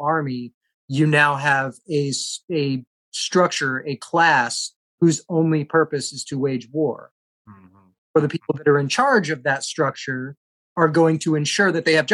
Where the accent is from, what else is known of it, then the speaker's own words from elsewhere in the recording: South Carolina, United States; moved away; I grew up in South Carolina